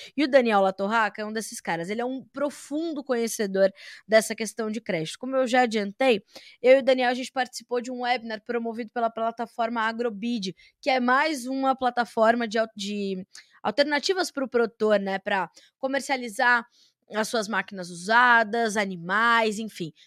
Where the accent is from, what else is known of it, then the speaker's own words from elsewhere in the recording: Brazil; me atormenta como brasileira